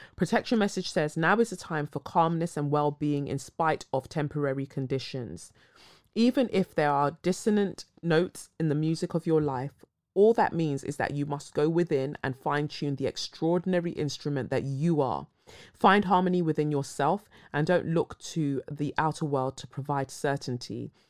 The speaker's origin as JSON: {"language": "English", "area": "Cumbria", "region": "North West England", "country": "United Kingdom", "tie": "born or raised there", "said": "I grew up in Cumbria and experienced a lot of racism"}